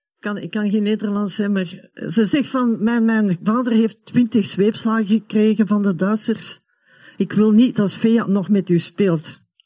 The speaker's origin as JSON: {"language": "Dutch", "town": "Hoboken", "region": "Flanders", "country": "Belgium", "tie": "born or raised there", "also_born_or_lived": "Germany", "said": "de 17 augustus 1967 verhuisden wij naar België"}